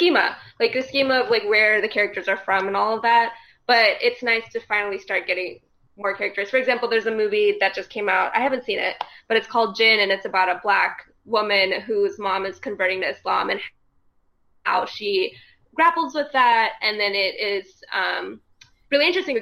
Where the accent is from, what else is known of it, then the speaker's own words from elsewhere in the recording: the South, United States; I was born and raised Muslim in the South